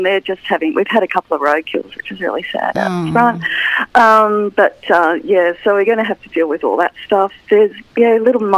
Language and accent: English; Maitland, New South Wales, Australia; moved away as an adult; I grew up in Maitland, moved out of Maitland for a long time, then came back